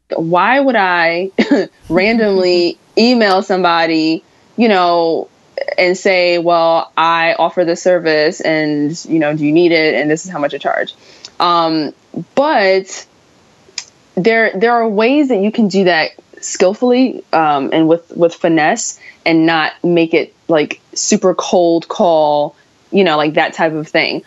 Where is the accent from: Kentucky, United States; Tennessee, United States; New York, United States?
New York, United States; me being a New Yorker